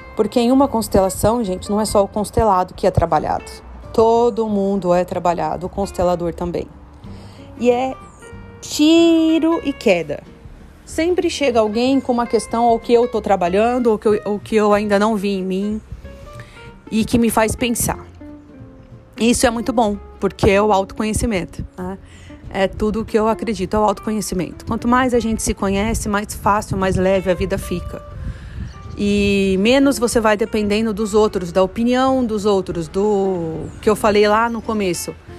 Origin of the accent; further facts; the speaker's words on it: Campo Grande, Brazil; moved away as an adult; eu tô ainda aqui em Campo Grande, na casa dos meus avós, na casa onde eu cresci. Ah, fiquei até os meus 22 anos.